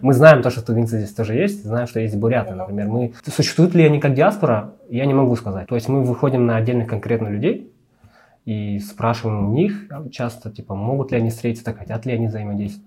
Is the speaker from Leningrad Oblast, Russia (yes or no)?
no; Sakha Republic, Russia; moved away as an adult; now in Almaty, Kazakhstan; я не казах, я сахар